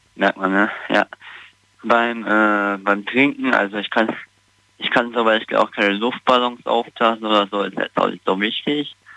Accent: Neunkirchen-Seelscheid, North Rhine-Westphalia, Germany; Neunkirchen-Seetscheid halt in der Nähe von Siegburg.

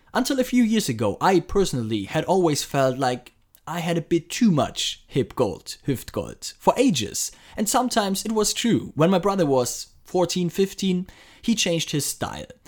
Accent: Frankfurt, Hesse, Germany; my hometown Frankfurt

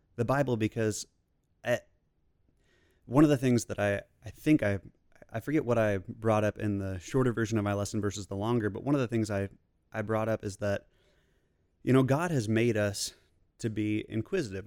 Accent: Kansas City, United States; now in Fort Worth, United States; Originally from Kansas City

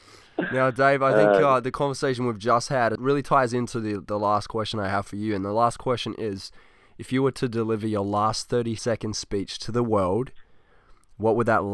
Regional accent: Australia; I'm from Australia.

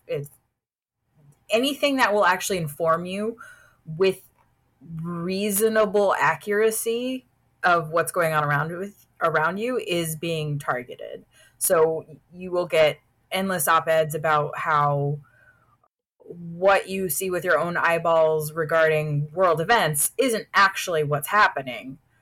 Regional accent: Houston, Texas, United States; my hometown publication

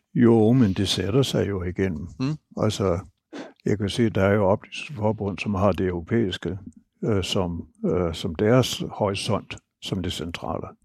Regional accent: Denmark

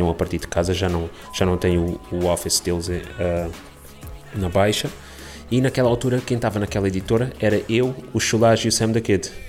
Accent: Portugal; also born or lived in Angola / Canada; nasci em Angola, vim para Portugal com os meus 3 anos de idade, emigrei para o Canadá, voltei para Portugal

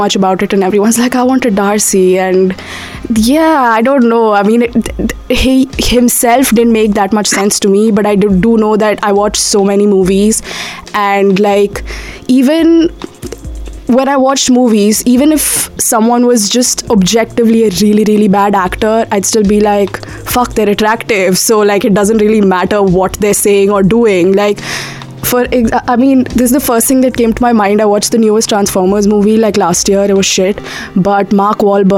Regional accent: Delhi, India; now in London, United Kingdom; I'm from Delhi, and now I'm also a student at SOAS.

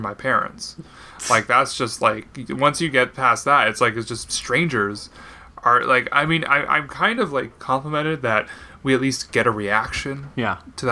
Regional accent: Canada; I am a Canadian

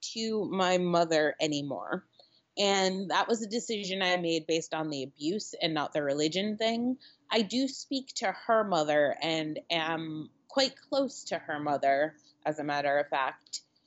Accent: Connecticut, United States; now in New York City, United States; I grew up in Connecticut

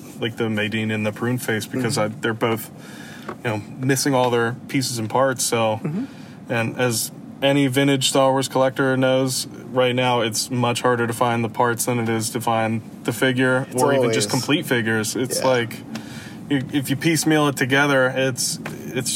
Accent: Pennsylvania, United States; I'm not from Georgia. I'm from Pennsylvania

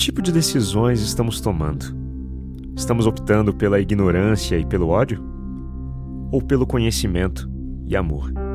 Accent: São José dos Campos, São Paulo, Brazil; Eu nasci num bairro simples em São José dos Campos, São Paulo

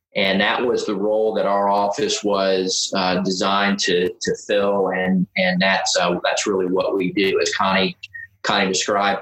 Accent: Delaware, United States; I am from Delaware

